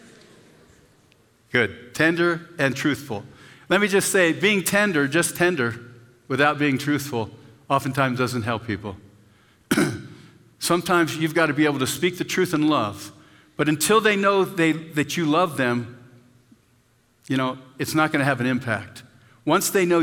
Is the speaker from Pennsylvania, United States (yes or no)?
yes; Pennsylvania, United States; now in Castle Rock, United States; where I grew up in Pennsylvania